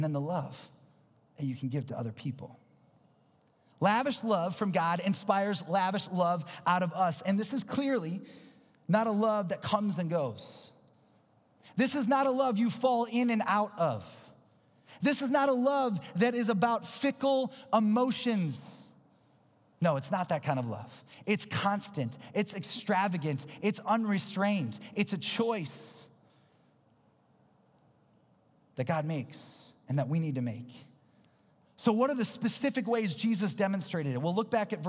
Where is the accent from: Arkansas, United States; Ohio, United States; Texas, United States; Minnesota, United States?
Minnesota, United States; I'm from Minnesota